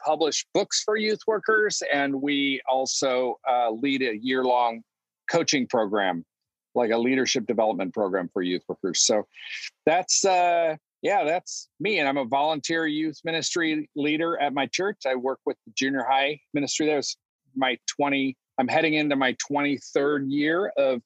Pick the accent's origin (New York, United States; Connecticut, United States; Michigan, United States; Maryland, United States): Michigan, United States; Detroit; also born or lived in Chicago area / Omaha, Nebraska / Pasadena; now in San Diego, United States; I grew up in Detroit, and then I just kind of slowly moved west